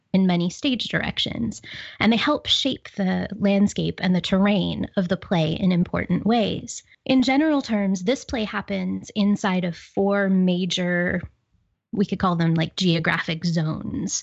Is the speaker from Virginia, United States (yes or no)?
no; Pittsburgh, Pennsylvania, United States; accent: Pittsburgh; my Pittsburgh accent